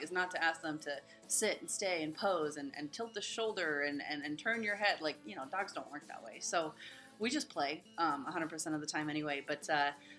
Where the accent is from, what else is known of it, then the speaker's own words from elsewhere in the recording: West Coast, United States; also born or lived in Pensacola, Florida; now in San Diego, United States; I'm from the West Coast originally